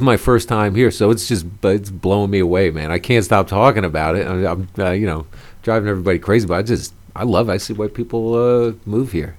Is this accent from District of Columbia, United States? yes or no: yes; Washington, District of Columbia, United States; moved away as an adult; now in New York, United States; Originally from D.C., went to D.C. public schools